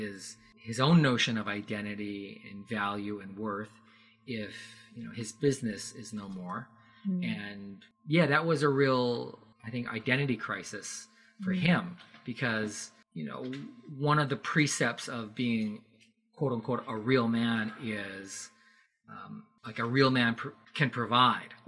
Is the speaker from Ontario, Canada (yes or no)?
no; Surrey, British Columbia, Canada; also born or lived in England / Japan; I was born in England, mm-hmm. grew up in Canada